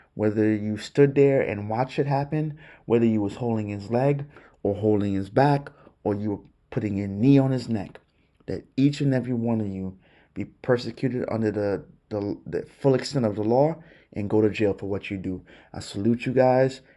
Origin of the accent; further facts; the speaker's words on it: New York City, New York, United States; growing up in Brooklyn